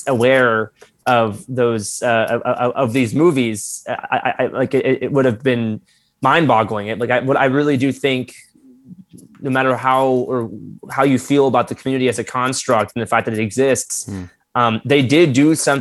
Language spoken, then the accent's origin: English; Florida, United States; growing up in Florida, a very different form of Floridian